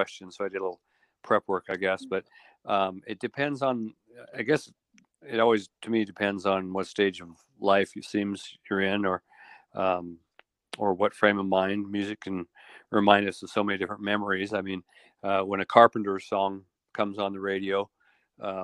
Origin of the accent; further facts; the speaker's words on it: Montana, United States; moved away as an adult; also born or lived in Spokane, Washington / Idaho / Arizona; now in Idaho and Arizona, United States; they moved back to Montana, where I grew up to be what I always refer to as a redneck nerd.